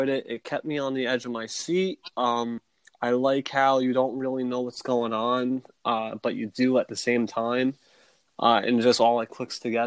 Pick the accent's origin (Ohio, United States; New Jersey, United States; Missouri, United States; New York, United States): New Jersey, United States; I'm from Jersey, so we don't talk like that down here.